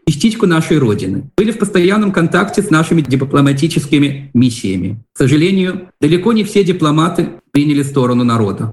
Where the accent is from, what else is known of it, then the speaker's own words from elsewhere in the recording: Belarus; moved away; мы Белорусы, разбросанные по миру